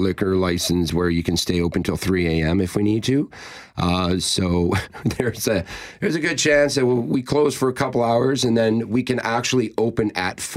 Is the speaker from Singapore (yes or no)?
no; the Maritimes, Canada; now in Manitoba, Canada; I'm from the Maritimes, as you know. So, I mean, when I moved to Manitoba